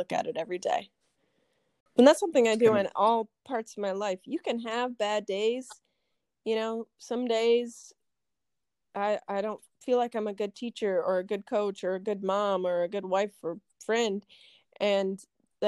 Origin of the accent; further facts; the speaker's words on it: United States; born and raised in Hewelton, I have so much Purple Pride. I love Hewelton